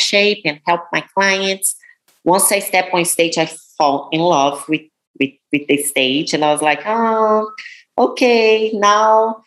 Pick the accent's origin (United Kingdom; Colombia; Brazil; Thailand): Brazil; English is a second language; moved away as an adult; now in United States; I came from Brazil. I didn't speak any English. I taught myself English